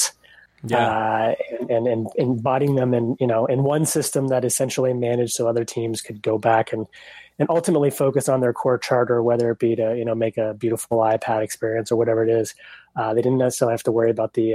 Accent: East Coast, United States; moved away as an adult; now in West Coast, United States; I'm actually originally from the East Coast

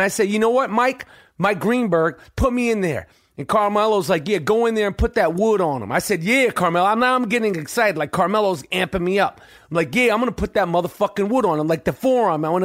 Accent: Canada; I'm I'm Canadian, and I could probably I probably played hockey.

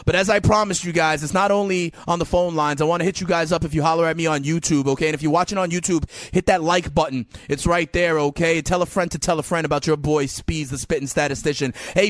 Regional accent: New York, United States; I'm a New Yorker

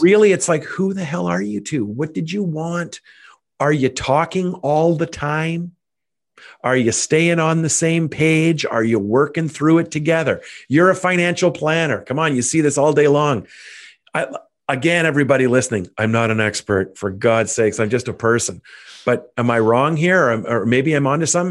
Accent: Canada; also born or lived in Ottawa, Ontario; as a Canadian, I have outrageous status with Air Canada

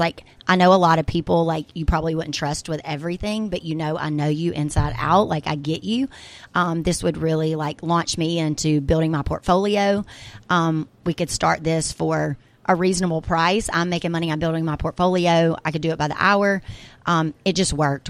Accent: Brookhaven, Mississippi, United States; moved away; I'm actually gonna go back to my hometown once a week and bring the little food truck and do events for my actual hometown people in Brookhaven, Mississippi

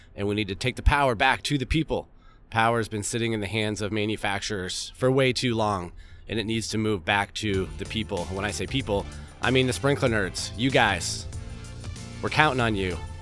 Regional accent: Vermont, United States; I grew up in Vermont.

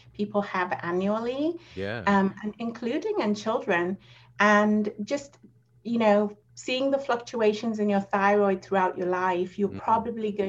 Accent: England, United Kingdom; moved away as an adult; now in United States; I moved from England to America

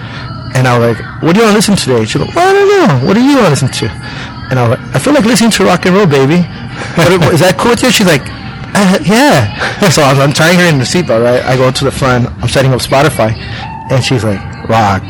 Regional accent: Jalisco, Mexico; I was born in Azcaltan, Jalisco, my parents as well

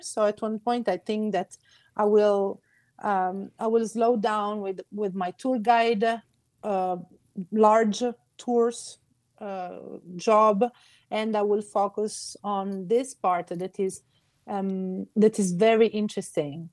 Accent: Carlentini, Sicily, Italy; first language Sicilian; English is a second language; I'm from Carlentini

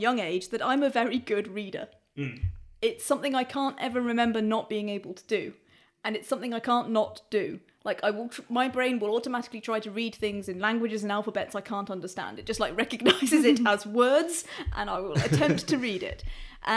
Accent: United Kingdom; I am afflicted with the terrible, terrible disease of being very British

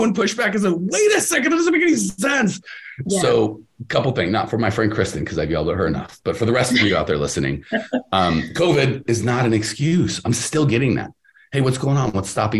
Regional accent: Canada; but I'm Canadian, so I have to be nice.

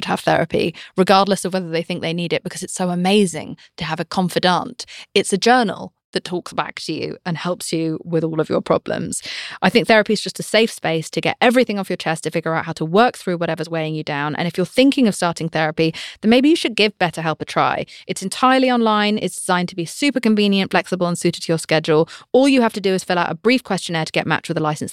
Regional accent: United Kingdom; I'm British

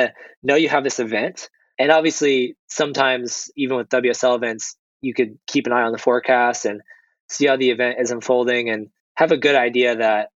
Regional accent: New Jersey, United States; also born or lived in California / France; now in Portugal; I grew up in New Jersey

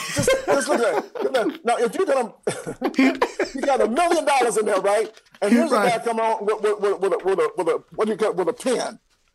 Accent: Atlanta, Georgia, United States; Rashawn, you may not know this, but I'm born and raised in Atlanta.

